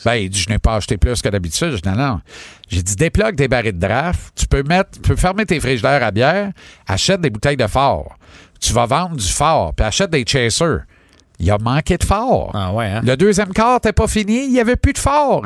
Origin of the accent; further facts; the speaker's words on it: Granby, Quebec, Canada; mon bled à Granby